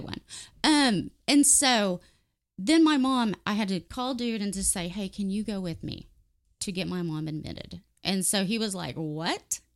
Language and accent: English; Warren, United States; I grew up in Warren